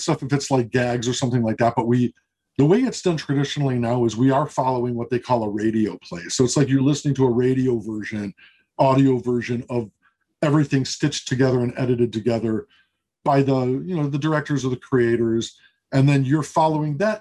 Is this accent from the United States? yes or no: yes; Chicago, Illinois, United States; moved away; I'm from Chicago originally.